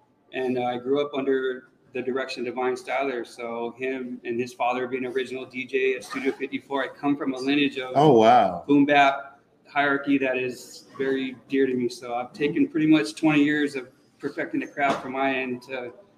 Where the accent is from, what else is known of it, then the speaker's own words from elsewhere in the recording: Los Angeles, California, United States; now in Newport Beach, United States; I live in Newport Beach. I'm from Los Angeles originally, spent a lot of time kind of abroad.